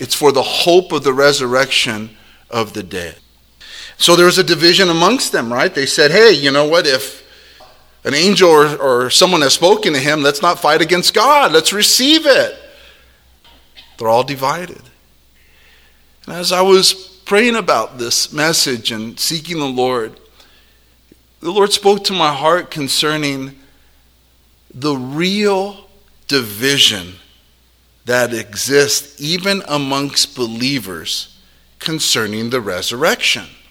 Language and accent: English; United States